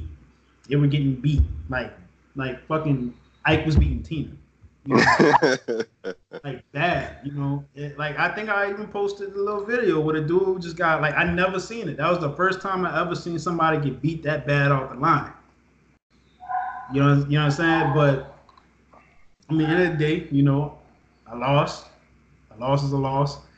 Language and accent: English; New Orleans, Louisiana, United States; also born or lived in Texas; I was born in New Orleans, lived here most of my life. There was a time period where I lived in Texas. I came back. I grew up in an era where, you know, everybody knew what New Orleans was like